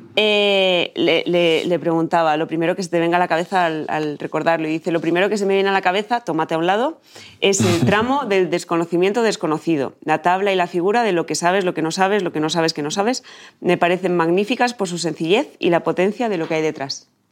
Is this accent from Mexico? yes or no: no; Chamberí, Community of Madrid, Spain; Yo soy de Chamberí